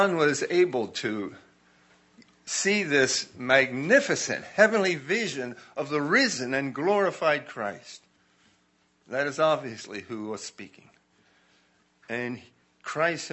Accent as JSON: {"language": "English", "region": "New Jersey", "country": "United States", "tie": "born or raised there", "said": "I was raised in South Jersey, across the Delaware River, about 7 miles from Philadelphia."}